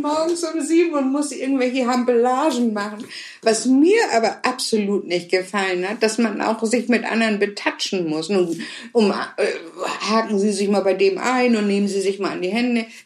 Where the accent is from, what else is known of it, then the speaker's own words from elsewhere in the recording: Hamburg, Germany; ich bin in Hamburg geboren und aufgewachsen